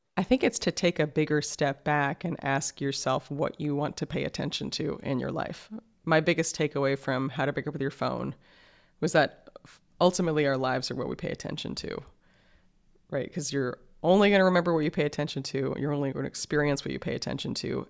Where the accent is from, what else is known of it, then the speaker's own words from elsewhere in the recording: New York City, New York, United States; I grew up in New York City, like, in the middle of the city